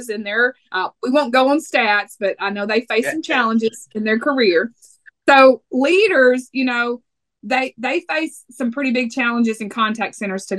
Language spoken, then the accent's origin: English; Texas, United States; accent: Texas; I'm from Texas